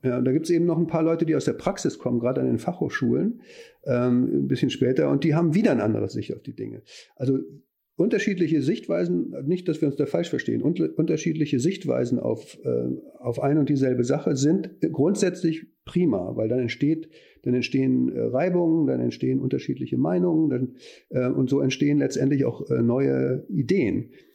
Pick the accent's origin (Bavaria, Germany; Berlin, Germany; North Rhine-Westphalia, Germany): North Rhine-Westphalia, Germany; Neuss; moved away as an adult; now in Hamburg, Germany; Ich komme aber aus dem Rheinland. Ich bin Neusser, insofern linksrheinisch